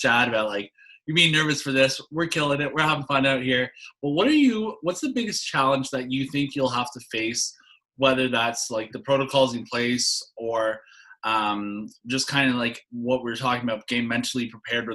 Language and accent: English; Canada; I'm a Canadian